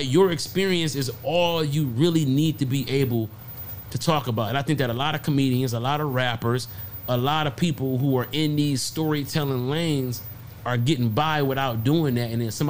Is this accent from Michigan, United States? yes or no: yes; Detroit, Michigan, United States; I'm from Detroit, bro.